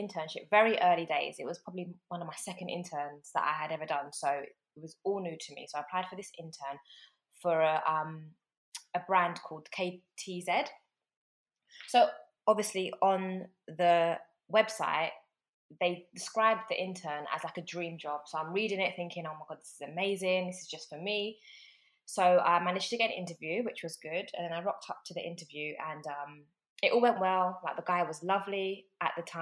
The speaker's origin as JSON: {"language": "English", "region": "London", "country": "United Kingdom", "tie": "born or raised there", "also_born_or_lived": "North Carolina / Tennessee", "said": "I'm born and raised in London, still in London now, but I'm from South London, a place called Putney. That's where I was born and raised."}